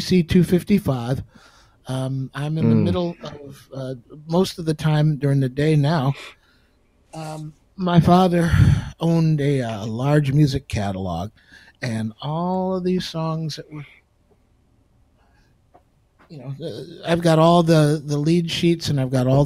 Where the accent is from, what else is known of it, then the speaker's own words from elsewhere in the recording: Oak Park, Michigan, United States; Oak Park, where I grew up in Michigan